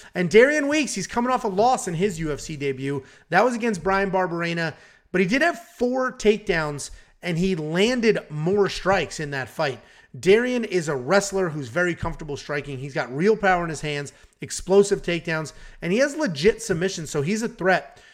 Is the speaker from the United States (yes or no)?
yes; United States; My parents are not from America, and I grew up in America